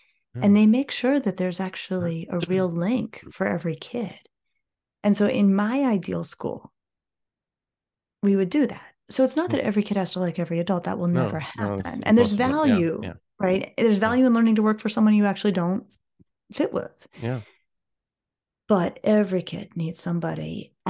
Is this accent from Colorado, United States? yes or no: yes; Colorado, United States; I grew up in Colorado and I grew up skiing and I grew up, you know, playing outdoors with my friends